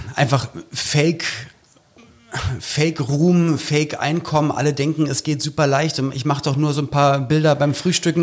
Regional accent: Berlin, Germany; jemand, der aus Berlin kommt

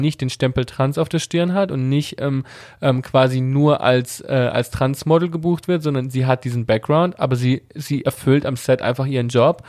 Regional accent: Italy; wir sind Italiener, wir kommen aus einem konservativen katholischen Elternhaus

